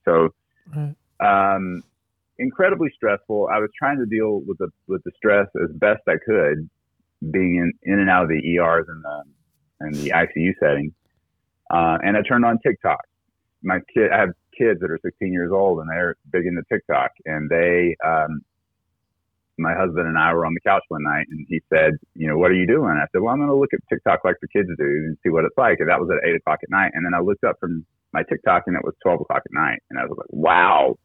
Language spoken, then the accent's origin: English; South Carolina, United States; I'm originally from South Carolina. I grew up uh, in a very conservative uh, area of the country, uh, very Southern Baptist